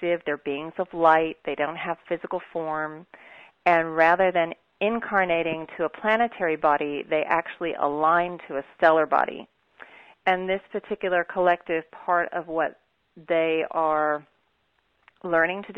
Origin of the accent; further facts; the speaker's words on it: Kansas, United States; I'm actually from Kansas.